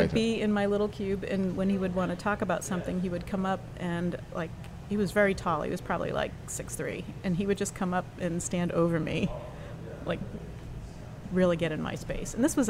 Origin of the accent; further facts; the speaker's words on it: Boston, Massachusetts, United States; accent: Boston; even with my Boston accent